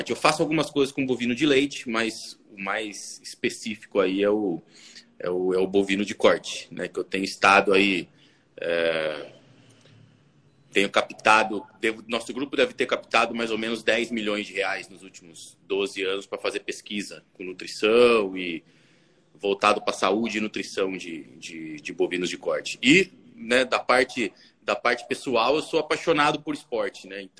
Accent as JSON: {"language": "Portuguese", "town": "Tatuí", "region": "São Paulo", "country": "Brazil", "tie": "born or raised there", "accent": "interior São Paulo", "said": "eu sou natural de Tatuí, que é interior de São Paulo, perto de Tapetininga, de Piracicaba, por isso esse meu sotaque maravilhoso, que eu já perdi muito, mas ainda, né, mas ainda trago ele comigo."}